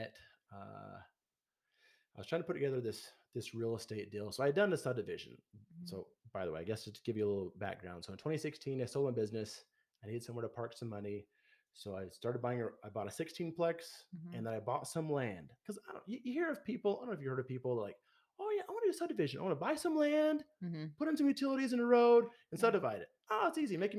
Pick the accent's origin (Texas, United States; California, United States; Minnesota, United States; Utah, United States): Utah, United States; Logan; my hometown of Logan